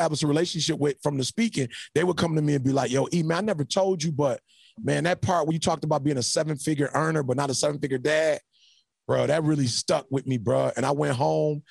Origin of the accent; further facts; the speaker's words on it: Detroit, Michigan, United States; moved away as an adult; now in California, United States; I'm from Detroit, you know, probably one of the most segregated cities in the United States of America.